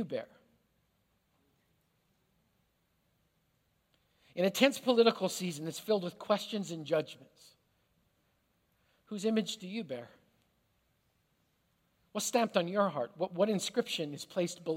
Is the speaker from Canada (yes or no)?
yes; Canada; now in United States; as a Canadian who immigrated to this country